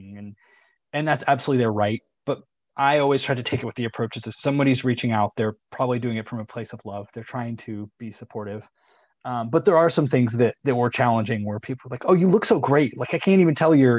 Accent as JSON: {"language": "English", "town": "Chico", "region": "California", "country": "United States", "tie": "born or raised there", "moved": "as an adult", "said": "two of my best friends from growing up also lived at home at the time, lived, you know, in my hometown of Chico"}